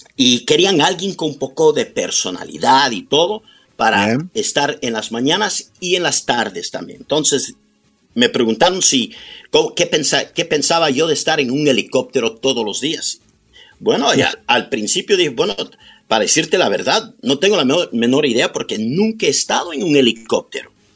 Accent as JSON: {"language": "Spanish", "town": "Los Angeles", "region": "California", "country": "United States", "tie": "born or raised there", "also_born_or_lived": "Quito, Ecuador", "said": "Tengo 65 años que he vivido aquí en Los Ángeles un total de 64."}